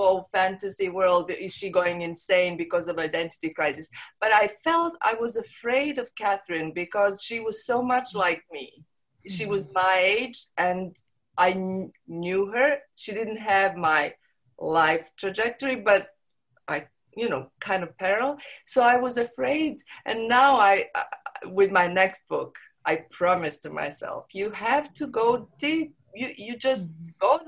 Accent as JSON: {"language": "English", "country": "Montenegro", "also_born_or_lived": "London", "first_language": "Serbo-Croatian", "second_language": "English", "moved": "yes", "lives_now": "Croatia", "said": "I'm from Montenegro, but I don't live there. Mm-hmm. I live in Croatia"}